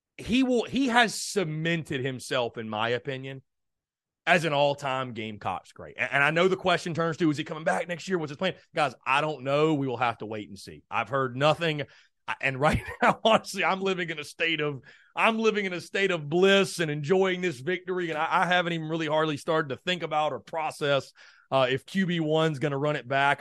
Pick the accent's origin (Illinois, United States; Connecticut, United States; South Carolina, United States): South Carolina, United States; North Augusta; I grew up in beautiful North Augusta, South Carolina. Shout out my hometown of N